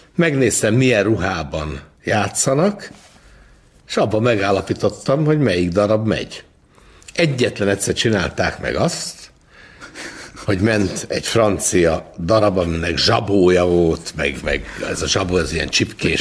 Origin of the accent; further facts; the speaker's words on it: Budapest, Hungary; Én az Andrási úton nőttem fel